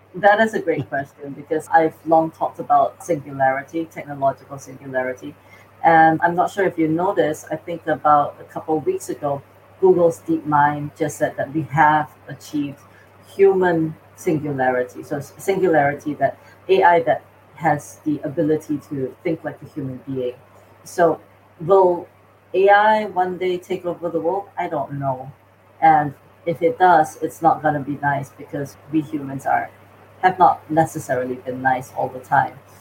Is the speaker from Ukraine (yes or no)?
no; Singapore; moved away; also born or lived in North America; I'm from Singapore originally